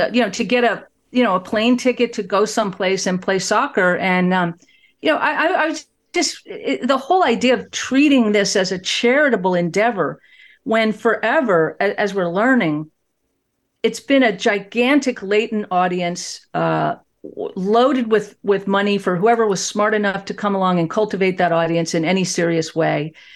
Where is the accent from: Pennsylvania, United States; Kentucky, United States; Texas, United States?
Texas, United States; Fort Worth; my hometown of Fort Worth, Texas